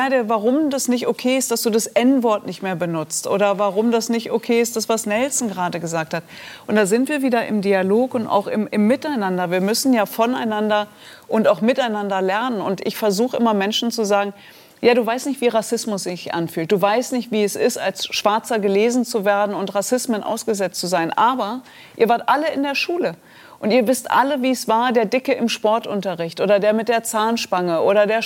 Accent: Germany; Und ich habe immer gedacht, hey, wir leben in Deutschland, was willst du? Ich bin Deutsche.

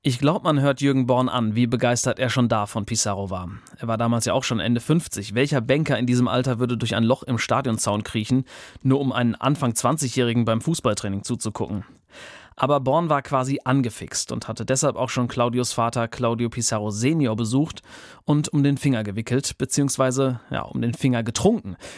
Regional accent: Ruhr area, North Rhine-Westphalia, Germany; now in Bremen, Germany; Ich komme ursprünglich aus dem Ruhrgebiet

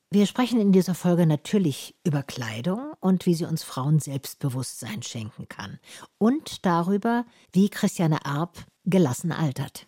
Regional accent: Tübingen, Baden-Württemberg, Germany; Ich bin ja in Tübingen aufgewachsen

